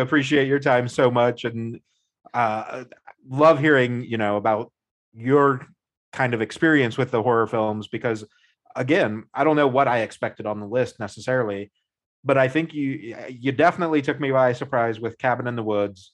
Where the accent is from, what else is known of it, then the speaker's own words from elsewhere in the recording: United States; being an American